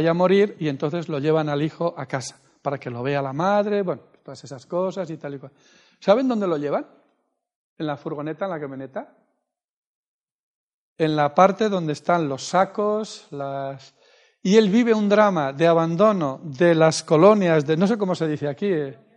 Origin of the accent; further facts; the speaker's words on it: Argentina; sabes que soy de Argentina, yo vivía en Mendoza